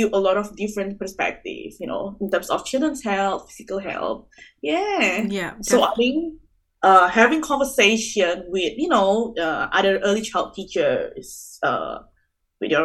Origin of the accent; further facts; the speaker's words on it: Indonesia; moved away as an adult; now in Australia; I'm originally from Indonesia